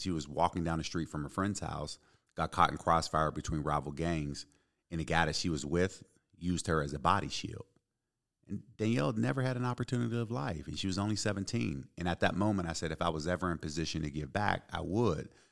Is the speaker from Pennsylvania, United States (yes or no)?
yes; Pittsburgh, Pennsylvania, United States; also born or lived in Ypsilanti, Michigan / Detroit, Michigan; born and raised in Pittsburgh